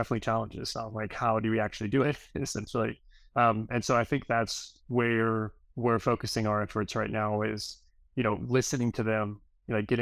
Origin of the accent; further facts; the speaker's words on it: Gastonia, North Carolina, United States; where I grew up in North Carolina is a place called Gastonia